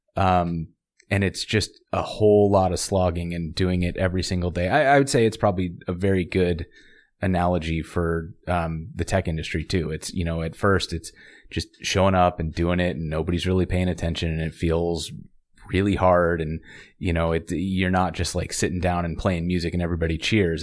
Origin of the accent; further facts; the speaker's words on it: Montana, United States; I grew up in Montana